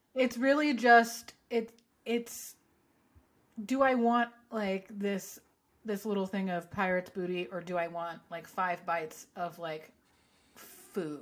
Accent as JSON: {"language": "English", "region": "Southern California", "country": "United States", "tie": "born or raised there", "said": "growing up in Southern California"}